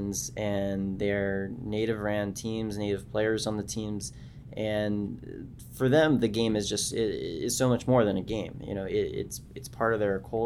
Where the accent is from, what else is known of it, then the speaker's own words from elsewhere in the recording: Southern California, United States; also born or lived in Canada; I grew up in Southern California, and I grew up playing box lacrosse